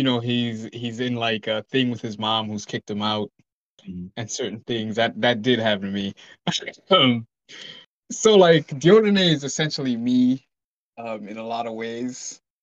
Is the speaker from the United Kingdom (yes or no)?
no; Malawi; moved away; I'm from Malawi, so I've lived a different life than most people here